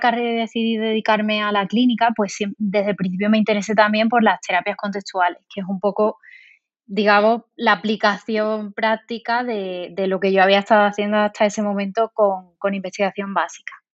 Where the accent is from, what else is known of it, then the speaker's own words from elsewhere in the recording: Seville, Andalusia, Spain; moved away as an adult; now in Valladolid, Spain; yo soy de Sevilla, eh, aunque ahora esté aquí en Valladolid